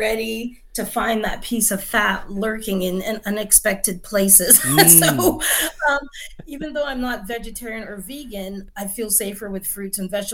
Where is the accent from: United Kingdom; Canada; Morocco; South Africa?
Canada; I'm Canadian born, but my parents are from Barbados